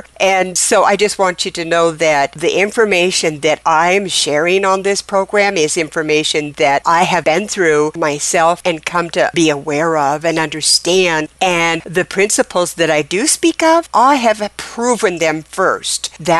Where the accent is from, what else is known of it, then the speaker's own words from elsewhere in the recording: Oregon, United States; I'm transplanted from Oregon down here in the southern state of Louisiana